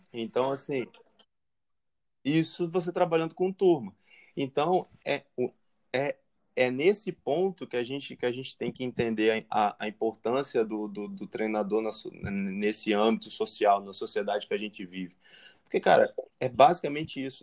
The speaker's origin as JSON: {"language": "Portuguese", "region": "Espírito Santo", "country": "Brazil", "said": "eu como capixaba"}